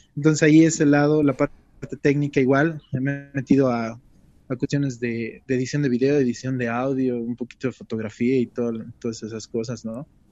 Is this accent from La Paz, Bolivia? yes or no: yes; La Paz, Bolivia; quisiera hablarles en mi lenguaje, ¿no? Primero como boliviano, después como paseño